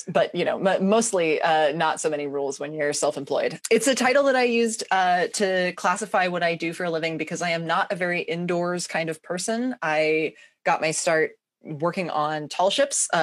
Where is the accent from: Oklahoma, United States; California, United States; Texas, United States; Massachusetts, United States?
California, United States; Ojai; moved away as an adult; also born or lived in Portland; I just moved back down to my hometown a couple months ago